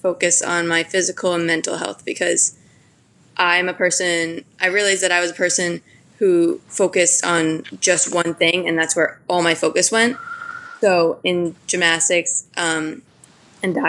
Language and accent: English; Madison, Connecticut, United States; I grew up in Madison, Connecticut.